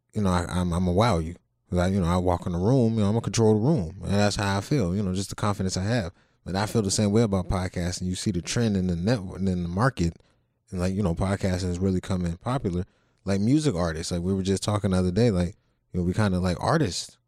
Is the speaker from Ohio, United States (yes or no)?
yes; Youngstown, Ohio, United States; I'm from Ohio, Youngstown